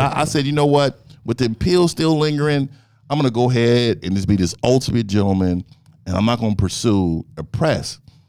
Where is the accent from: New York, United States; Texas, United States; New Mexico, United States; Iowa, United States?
Texas, United States; Frisco; And I'm from Frisco.